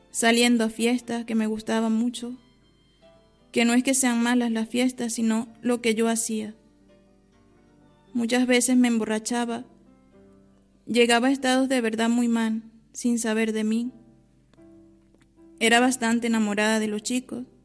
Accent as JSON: {"language": "Spanish", "country": "Venezuela", "moved": "as an adult", "lives_now": "Onteniente, Spain", "said": "Vengo de Venezuela, ya tengo nueve años y medio en este monasterio, actualmente con 30 años de edad."}